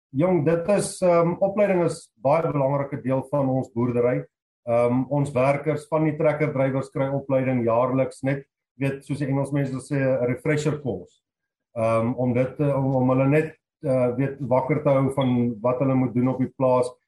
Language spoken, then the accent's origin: Afrikaans; Free State, South Africa; moved away as an adult; also born or lived in Lowveld, Mpumalanga; now in Mpumalanga, South Africa; 2005 het ek Laagveld toe getrek uh, van die Vrystaat af. Ek is ou Vrystater.